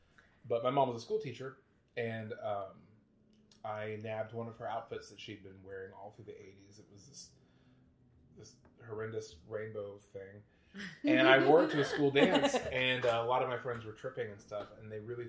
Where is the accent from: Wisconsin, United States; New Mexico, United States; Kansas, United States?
Kansas, United States; Kansas City; moved away as an adult; also born or lived in Lawrence, Kansas; now in Chicago, United States; I grew up in Kansas. Kansas City, Kansas? Well, technically the suburbs of Kansas City, Kansas.